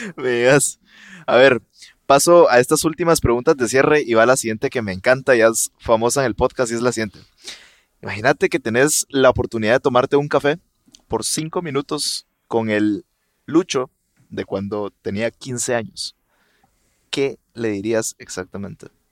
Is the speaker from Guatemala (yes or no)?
yes; Guatemala